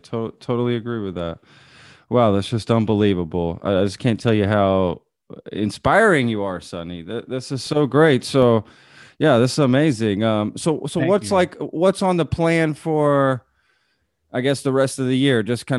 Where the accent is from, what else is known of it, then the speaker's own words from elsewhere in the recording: Texas, United States; Yes. I always say I'm a Texan first. I live in Austin.